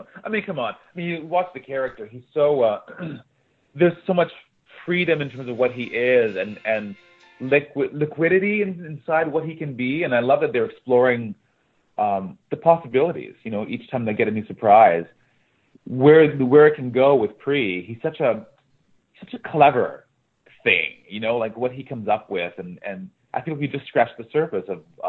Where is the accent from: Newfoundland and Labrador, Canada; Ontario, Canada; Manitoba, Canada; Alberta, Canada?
Manitoba, Canada; Winnipeg; moved away; No, I'm from Winnipeg, Manitoba.